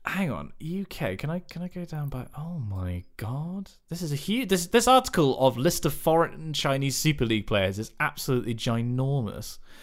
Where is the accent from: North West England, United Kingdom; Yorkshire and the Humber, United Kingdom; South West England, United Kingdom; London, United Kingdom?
South West England, United Kingdom; West Country; in the West Country, we have a dearth of actual good teams